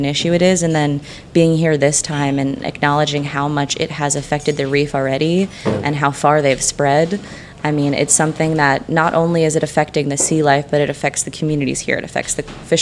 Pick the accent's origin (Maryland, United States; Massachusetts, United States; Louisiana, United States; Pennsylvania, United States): Massachusetts, United States; Bedford; now in Medford, United States; I am from Bedford, Massachusetts.